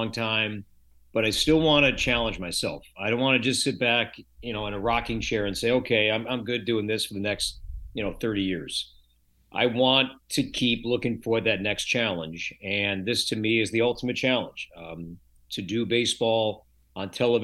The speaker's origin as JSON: {"language": "English", "town": "Chicago", "region": "Illinois", "country": "United States", "tie": "born or raised there", "moved": "as an adult", "lives_now": "Minnesota, United States", "said": "I grew up in the Chicagoland area"}